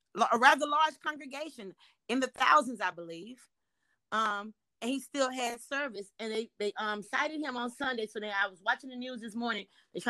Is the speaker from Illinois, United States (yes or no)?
no; Houston, Texas, United States; moved away; he knows that I'm from Houston